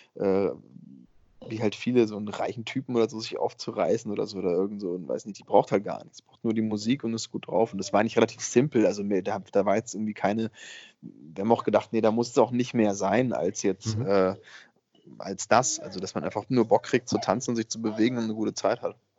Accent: Bavaria, Germany; ich komme ja aus Bayern

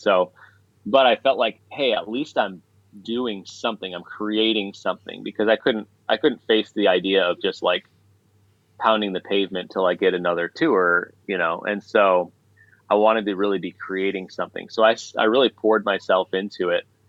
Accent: Chicago, Illinois, United States; now in Nashville, United States; I grew up in Chicago

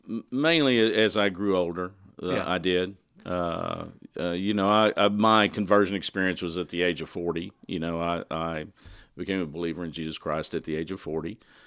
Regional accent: Burnet, Texas, United States; moved away as an adult; No, I grew up in Burnett, Texas, in Central Texas.

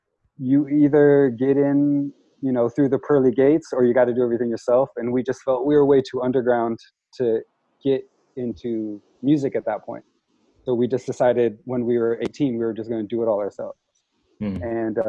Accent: Portland, Oregon, United States; Portland was fantastic. Portland's probably like the most important part to anything that I've done, because it kind of shaped like my character and everything.

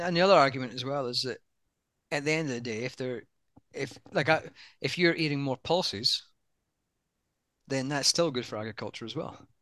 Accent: United Kingdom; moved away as an adult; now in Australia; even though I'm British, i spent most of my career in Australia now

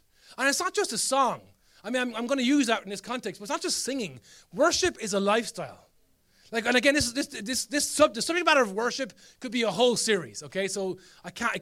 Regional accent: Ireland; as Irish people, we're masters of this

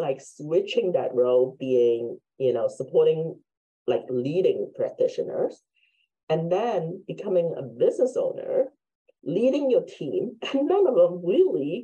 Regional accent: Hong Kong; now in United States; I'm Chinese from Hong Kong, been in the States forever

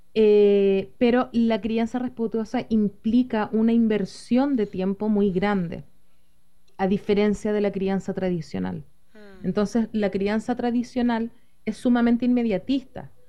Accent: Chile; Soy psicóloga de Chile

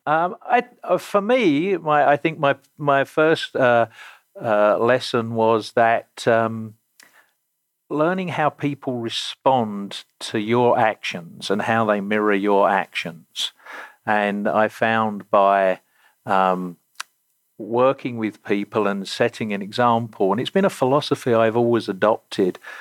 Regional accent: Romford, London, United Kingdom; moved away; I grew up in the Greater London suburbs in an area uh, or a county called Essex, and the town I grew up in uh, was Romford in Essex

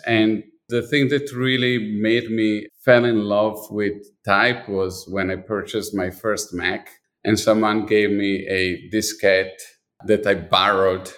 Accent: Milan, Lombardy, Italy; moved away; I was born in Milan, and I was definitely dipped my body, my, my life, everything was really dipped in design

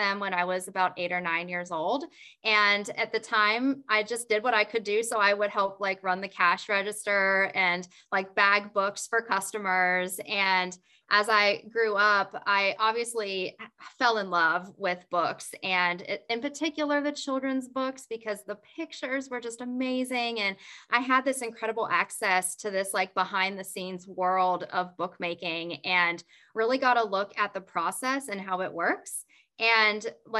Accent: West Virginia, United States; I grew up in West Virginia

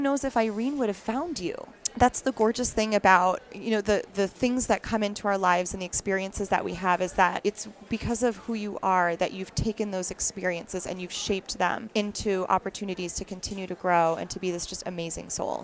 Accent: Wisconsin, United States; I'm actually from Wisconsin originally

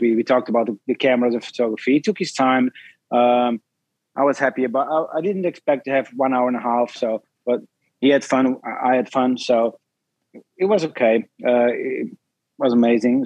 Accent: Belgium; I'm from Belgium

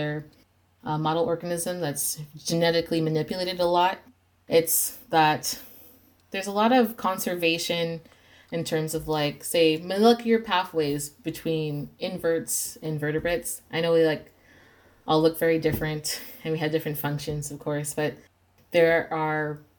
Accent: Las Vegas, Nevada, United States; I was raised in Las Vegas

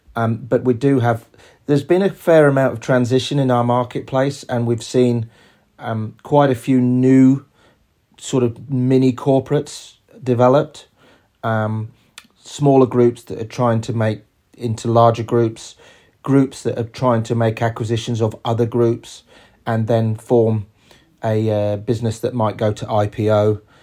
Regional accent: England, United Kingdom; moved away as an adult; also born or lived in New York; now in Australia; We're both English

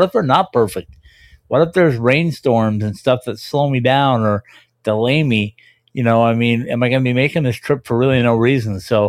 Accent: Minnesota, United States; moved away; I grew up in Minnesota

